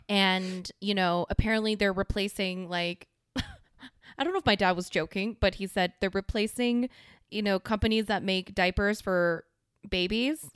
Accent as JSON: {"language": "English", "country": "South Korea", "moved": "yes", "said": "my home country"}